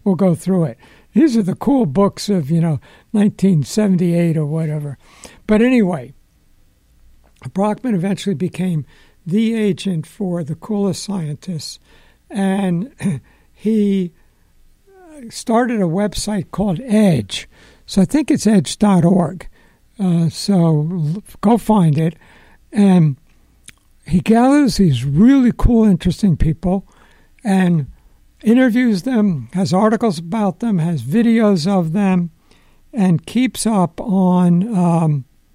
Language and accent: English; New York, United States; I'm a New Yorker